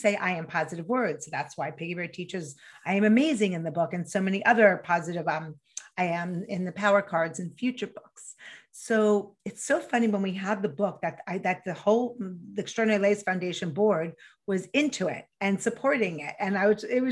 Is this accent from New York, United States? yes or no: yes; New York, United States; accent: New York; I grew up in New York, in case you couldn't hear the accent